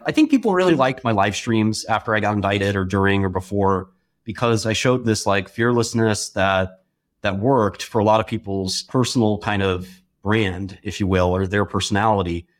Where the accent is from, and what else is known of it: New York City, New York, United States; born or raised there